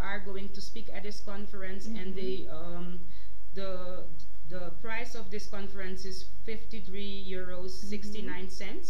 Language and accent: English; Netherlands; we are from the Netherlands